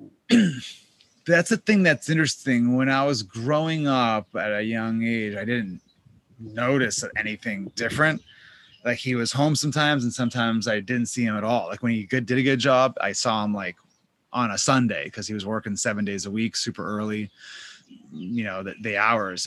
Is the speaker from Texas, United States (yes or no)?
no; Boston, Massachusetts, United States; I grew up in Boston, Massachusetts.